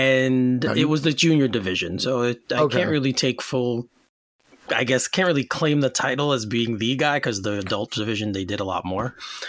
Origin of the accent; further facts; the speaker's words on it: Nassau County, Long Island, New York, United States; I'm from Nassau County.